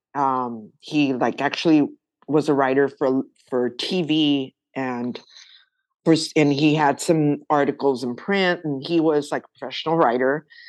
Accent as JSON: {"language": "English", "town": "Los Angeles", "region": "California", "country": "United States", "tie": "born or raised there", "said": "growing up in East"}